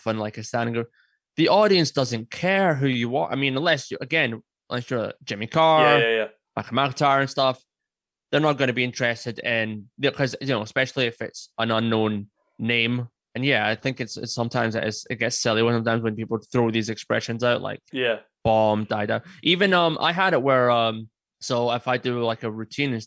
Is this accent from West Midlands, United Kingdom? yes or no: no; Scotland, United Kingdom; I'm Scottish